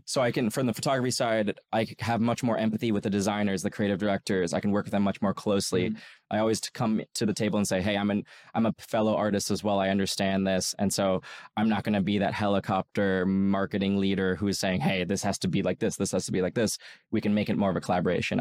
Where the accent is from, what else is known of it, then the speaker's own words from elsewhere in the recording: New York, United States; I worked as a golf caddy in in where I grew up in New York